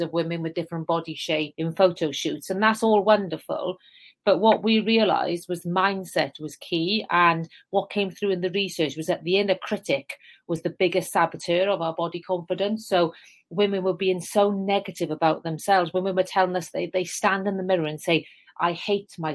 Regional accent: South Wales Valleys, United Kingdom; accent: Welsh; moved away; So as you can tell, I have a Welsh accent. I'm from the South Wales Valleys, a very deprived area. In fact, the village next to the one I grew up in is officially the most deprived in the whole of the UK.

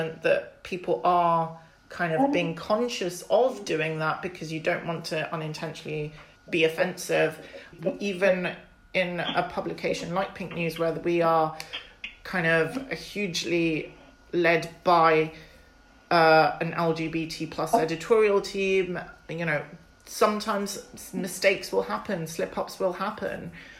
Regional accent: London, United Kingdom; I'm British and I'm born and bred in London

